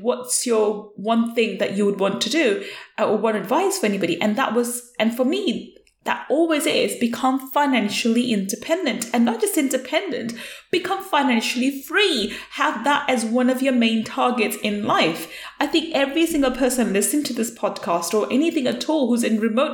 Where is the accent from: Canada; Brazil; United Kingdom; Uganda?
United Kingdom; as a British Asian young woman growing up, In UK, I was born in UK and I was brought up in UK